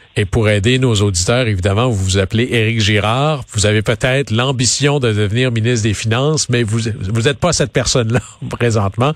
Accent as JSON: {"language": "French", "region": "Quebec", "country": "Canada", "said": "mon coin de pays, au Saguenay-Lac-Saint-Jean"}